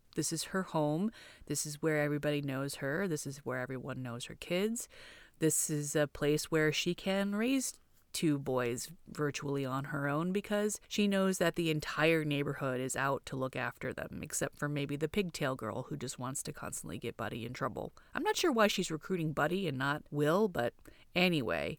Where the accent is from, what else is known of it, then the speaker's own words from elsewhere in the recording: Torrance, California, United States; also born or lived in Hawthorne; Torrance, where we grew up